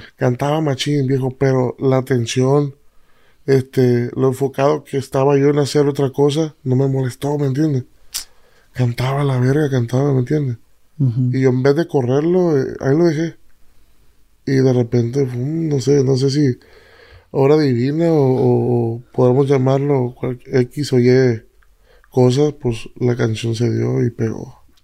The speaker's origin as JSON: {"language": "Spanish", "town": "Tomatlán", "region": "Jalisco", "country": "Mexico", "said": "Yo soy de Tomatlán, Jalisco"}